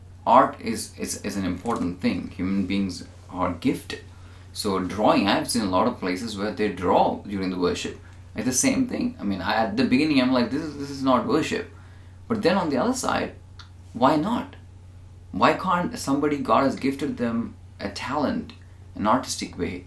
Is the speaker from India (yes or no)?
yes; India; moved away; I grew up in India